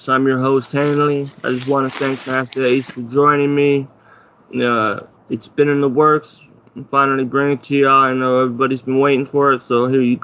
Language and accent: English; Ottawa, Ontario, Canada; moved away; me being from Canada, I'm from Ottawa originally.